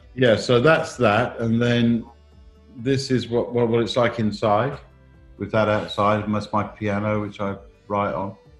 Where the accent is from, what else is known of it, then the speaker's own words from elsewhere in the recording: England, United Kingdom; also born or lived in Iceland; I haven't lost my own identity. I'm still English